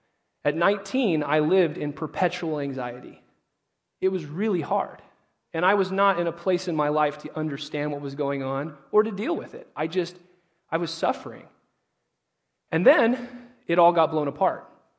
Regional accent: Indio, California, United States; I grew up in Indio, California, which is about 65 minutes east on your way down to Blythe or Havasu, you know, depending on where you want to go. I grew up in a culturally Catholic home.

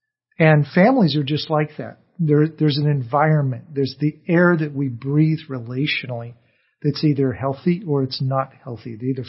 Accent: California, United States; So I grew up in Orange County, and before they began to clean the air, we actually had smog days where the air got so bad

